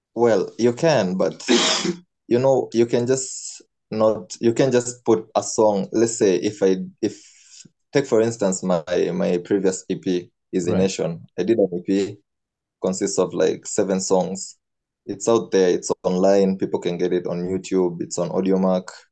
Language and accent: English; Nairobi, Kenya; I'm from Nairobi, Kenya